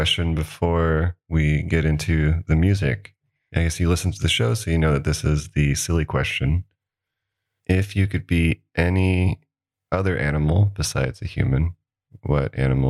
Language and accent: English; Kentucky, United States; I'm from Kentucky, so.